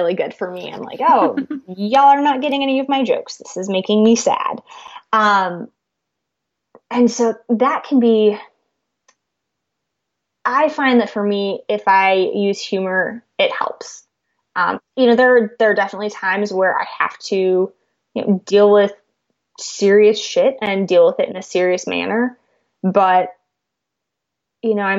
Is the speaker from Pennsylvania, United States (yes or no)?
no; California, United States; now in Missouri, United States; I grew up in California